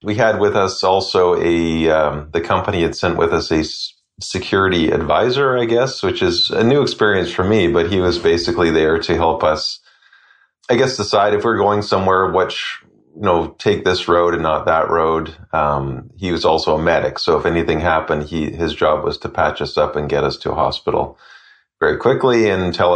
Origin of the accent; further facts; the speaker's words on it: Canada; as a Canadian